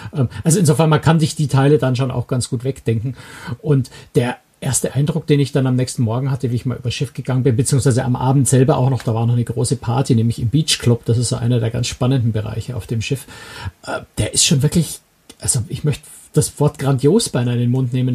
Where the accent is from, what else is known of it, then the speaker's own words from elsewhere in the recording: Bavaria, Germany; erlaube ich mir jetzt mal als Bayer